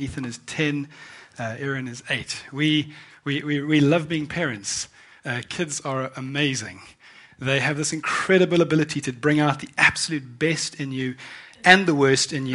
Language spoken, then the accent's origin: English; South Africa; moved away as an adult; now in United Kingdom; I am born and raised in South Africa, and I moved to the UK in 2000